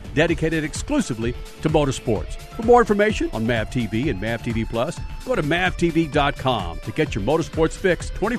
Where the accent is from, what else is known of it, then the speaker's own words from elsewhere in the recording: Dallas, Texas, United States; I am from Dallas, and anything south of Dallas we just didn't like, including Houston.